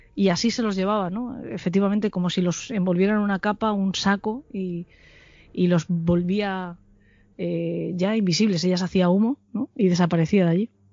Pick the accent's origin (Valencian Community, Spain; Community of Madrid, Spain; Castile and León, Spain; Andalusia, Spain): Valencian Community, Spain; Alicante; moved away as an adult; also born or lived in Salamanca; yo soy de Alicante y estudié en Salamanca